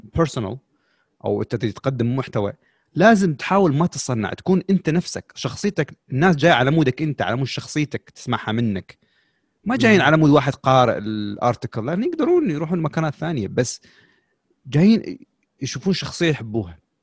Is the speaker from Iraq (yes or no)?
yes; Iraq; عندنا بالعراق